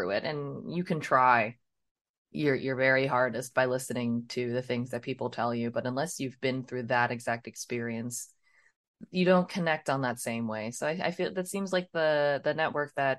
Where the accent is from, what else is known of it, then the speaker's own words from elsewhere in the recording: Maryland, United States; now in Texas, United States; born and raised in Maryland